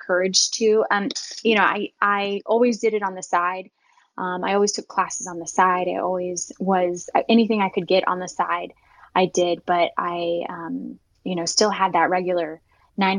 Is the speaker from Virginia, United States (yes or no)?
yes; Southwest Virginia, United States; I grew up in Southwest Virginia, where we were the only Muslims for hours